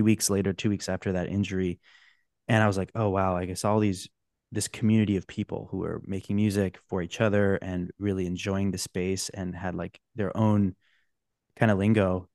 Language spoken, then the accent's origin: English; Orange County, California, United States; I grew up in Orange County